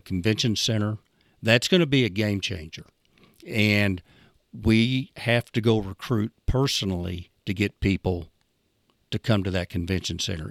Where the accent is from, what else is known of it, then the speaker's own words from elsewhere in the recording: Idabel, Oklahoma, United States; I'm from Idabel.